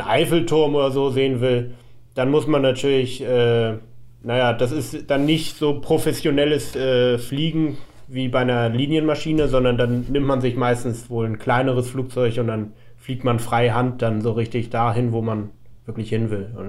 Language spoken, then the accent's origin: German; Hamburg, Germany; ich bin ja aus Hamburg